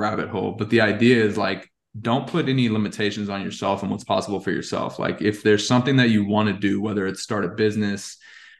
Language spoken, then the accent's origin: English; Texas, United States; also born or lived in Alaska / Las Vegas / Boston; And so I was born in Alaska, which is kind of a cool fact. And then we moved to Las Vegas, and then to Boston, and then we moved to Texas when I was 10.